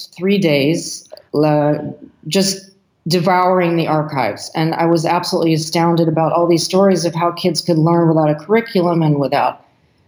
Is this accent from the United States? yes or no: yes; United States; moved away; also born or lived in Senegal; My husband is French and I'm American